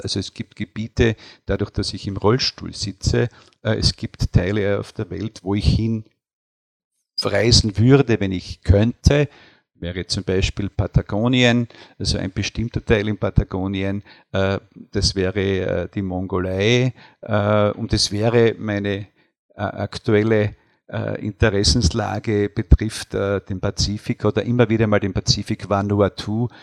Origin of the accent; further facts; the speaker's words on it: Deutschlandsberg, Styria, Austria; moved away as an adult; now in Wies, Austria; ich bin nach Wies zugereist. Ich bin in Deutschlandsberg geboren